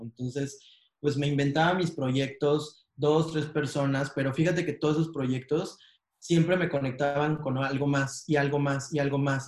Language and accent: Spanish; Mexico; en México, en mi país